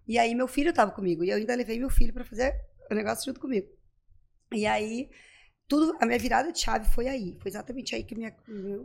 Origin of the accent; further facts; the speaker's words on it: Pato Branco, Paraná, Brazil; moved away as an adult; also born or lived in Santa Maria / Recife / Caruaru / Florianópolis; eu sou de Pato Branco, Pato Branco daí